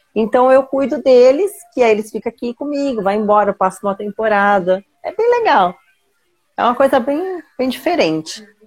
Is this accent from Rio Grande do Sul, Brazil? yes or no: no; São Paulo, Brazil; eu nasci em São Paulo